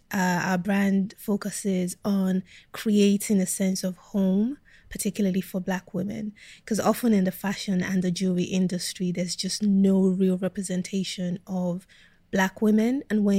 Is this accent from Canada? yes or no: no; South East England, United Kingdom; when I grew up in Kent, I think apart from my siblings, I was the only Black kid in my school.